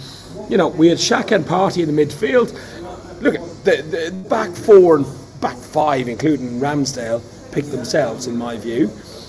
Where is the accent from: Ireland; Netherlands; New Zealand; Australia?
Ireland; now in London, United Kingdom; And as an Irishman, I understand that and I can see it. It doesn't feel unusual to me because we're like that in Ireland anyway.